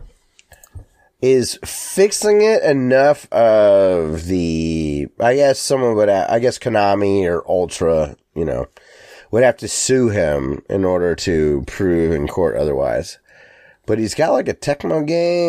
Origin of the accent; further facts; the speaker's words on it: Canada; I like being Canadian